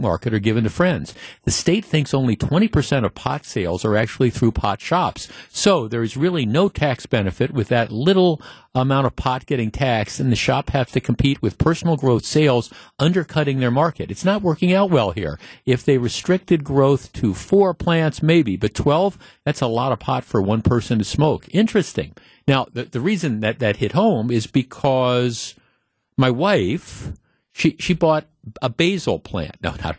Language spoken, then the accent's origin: English; North Shore, Wisconsin, United States; I grew up in the North Shore.